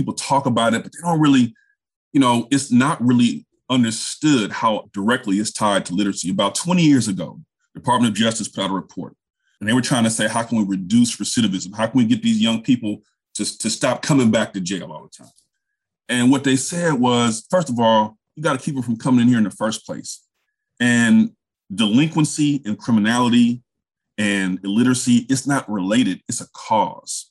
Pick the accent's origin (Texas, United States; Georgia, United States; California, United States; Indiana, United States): California, United States; Richmond; moved away as an adult; also born or lived in South Carolina; I grew up in Richmond, California, which is basically right next to Oakland